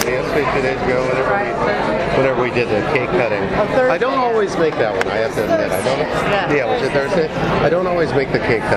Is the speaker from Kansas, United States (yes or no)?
yes; Kansas, United States; moved away; I grew up in a little farm town in Kansas